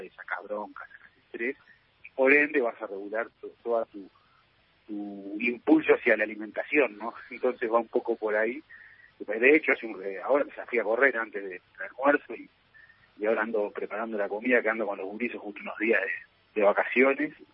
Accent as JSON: {"language": "Spanish", "country": "Uruguay", "said": "soy muy, muy uruguayo"}